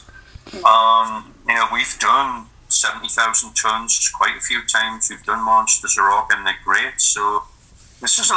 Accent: Newcastle upon Tyne, North East England, United Kingdom; It's my hometown, Newcastle.

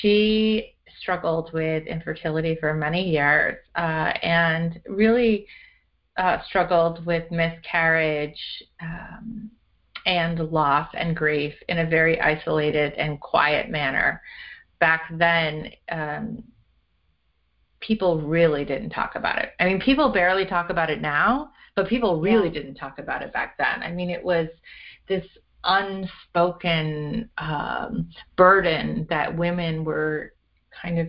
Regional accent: Canada; born or raised there

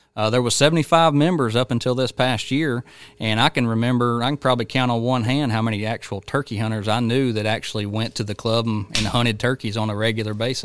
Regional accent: Georgia, United States; my home state of Georgia

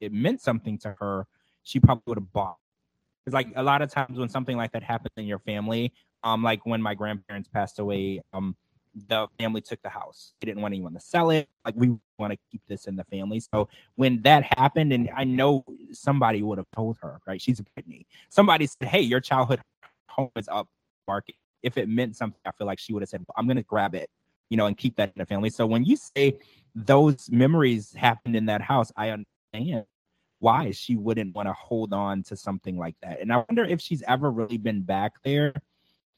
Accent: Louisiana, United States; I grew up in Louisiana

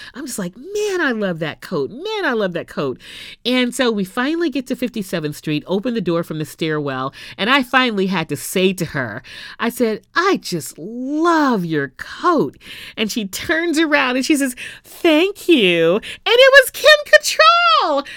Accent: Houston, Texas, United States; my hometown of Houston

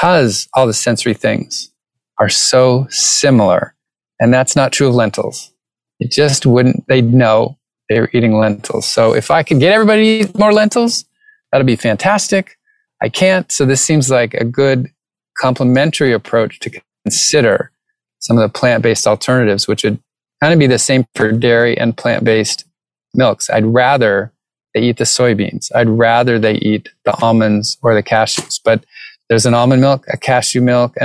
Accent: New England, United States; I grew up in New England

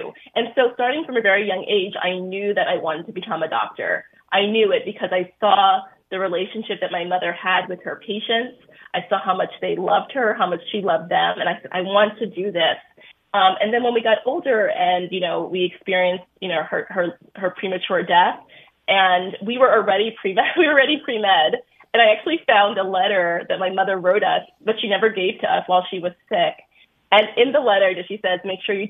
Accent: New York City, New York, United States; growing up in Brooklyn

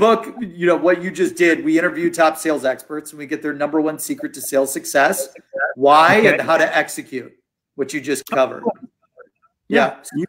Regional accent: Columbus, Ohio, United States; So I'm born and raised in Ohio. Columbus, Ohio.

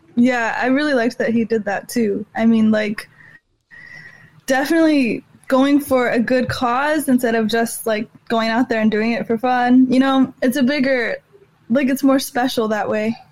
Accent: Austin, Texas, United States; moved away; we're from Austin.

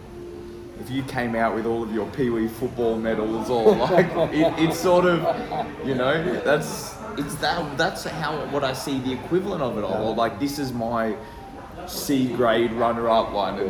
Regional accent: Australia; as an Aussie

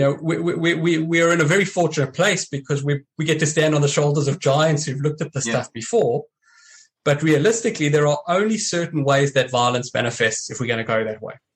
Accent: South Africa; growing up in South Africa and training the way I did

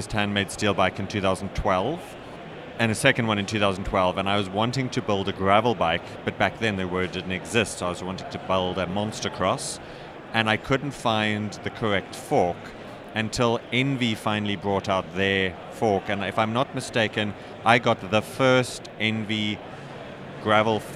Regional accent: Namibia; I come from Namibia, which is the country at the bottom of Africa

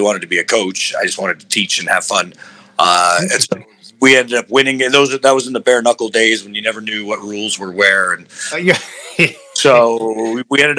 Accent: Albuquerque, New Mexico, United States; I got into martial arts where I was raised in Albuquerque, New Mexico

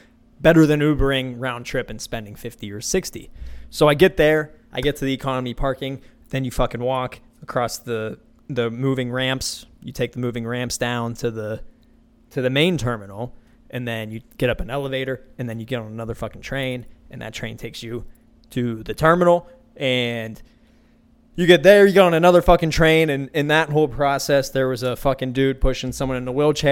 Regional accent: Pittsburgh, Pennsylvania, United States; moved away; my hometown of Pittsburgh, Pennsylvania

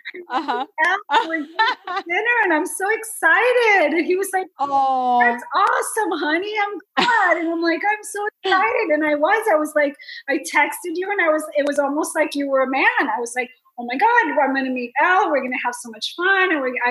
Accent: Miami, Florida, United States; I run into people from high school because I grew up in Miami

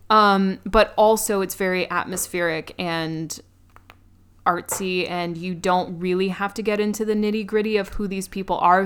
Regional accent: New York, United States; as a New Yorker

